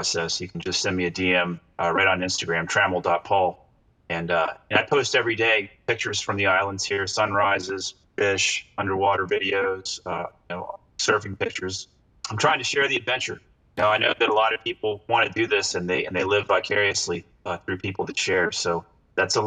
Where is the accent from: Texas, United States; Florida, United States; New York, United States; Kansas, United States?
Florida, United States; St. Augustine; I'm there in my hometown